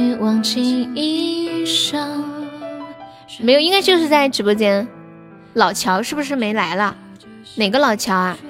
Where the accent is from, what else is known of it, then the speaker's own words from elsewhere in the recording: Sichuan, China; 我是四川的，欢迎木子李，你好。